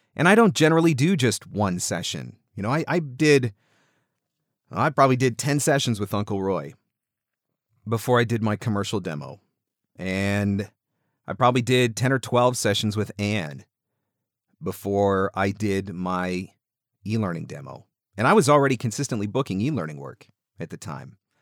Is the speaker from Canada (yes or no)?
yes; Canada; I'm Canadian.